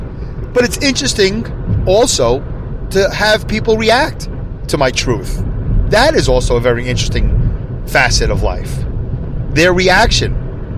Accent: New York, United States; moved away; also born or lived in St. Louis / Los Angeles / Long Beach; I grew up in New York

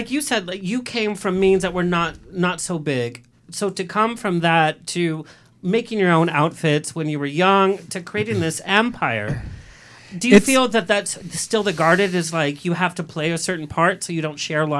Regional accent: Southern California, United States; But I grew up in Southern California. And weird thing, I was the only Latino in Catholic school in grade school and high school.

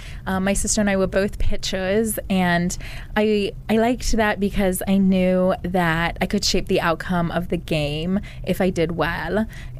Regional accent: a small town in Virginia, United States; I'm originally from a small town in Virginia.

